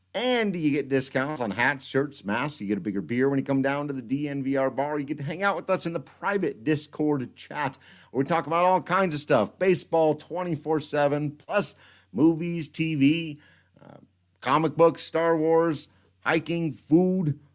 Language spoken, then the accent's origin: English; Western Slope, Colorado, United States; now in Denver, United States; growing up on the Western Slope